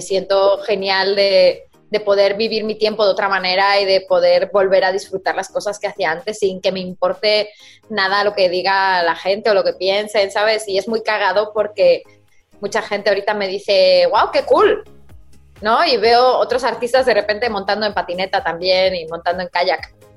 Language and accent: Spanish; Madrid, Community of Madrid, Spain; accent: madrileña; moved away as an adult; also born or lived in Mexico; now in United States; yo mi acento de madrileña es difícil que se me vaya